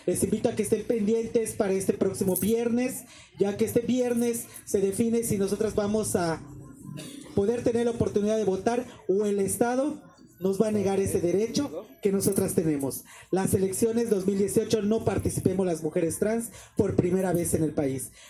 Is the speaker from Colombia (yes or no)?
no; Mexico; todas las problemáticas que nosotros tenemos eh, en general como sociedad mexicana que somos.